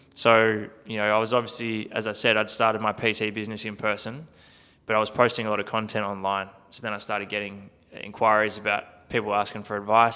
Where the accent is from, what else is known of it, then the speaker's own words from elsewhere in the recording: Country Victoria, Australia; I grew up in Country Victoria, playing, um, playing a heap of sport as a kid